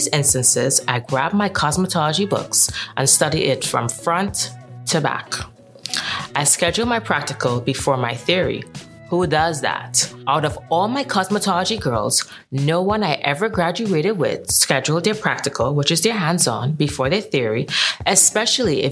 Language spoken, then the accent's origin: English; Trinidad & Tobago; moved away as an adult; now in New York, United States; I am born and bred from the beautiful island of Trinidad and Tobago.